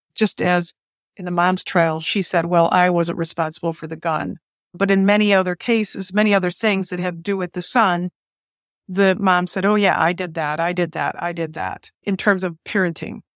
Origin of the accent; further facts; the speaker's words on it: Detroit, Michigan, United States; my hometown, Detroit, Michigan